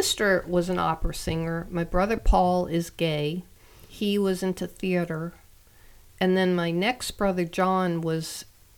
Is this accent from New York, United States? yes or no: yes; Long Island, New York, United States; I grew up on Long Island, New York, in a little town